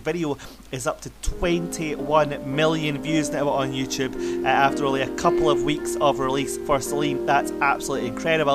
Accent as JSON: {"language": "English", "region": "Scotland", "country": "United Kingdom", "said": "Scotland, my home country"}